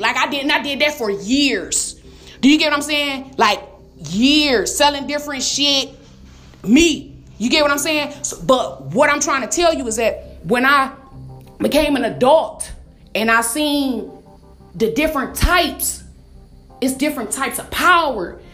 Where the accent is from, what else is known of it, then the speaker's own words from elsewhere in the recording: Detroit, Michigan, United States; I'm from Detroit